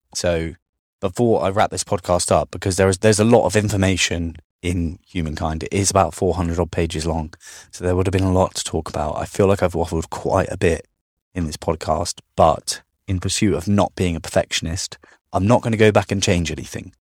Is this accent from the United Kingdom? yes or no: yes; United Kingdom